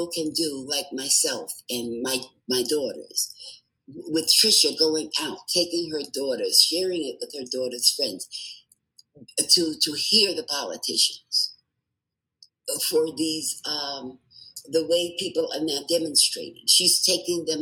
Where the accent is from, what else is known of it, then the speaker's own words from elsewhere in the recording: New York City, New York, United States; now in Nevada, United States; I grew up in the Bronx, New York, and I lived with my parents and six siblings